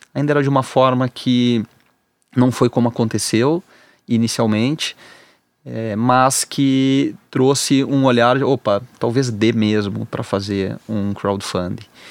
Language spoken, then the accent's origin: Portuguese; Rio Grande do Sul, Brazil; eu sou gaúcho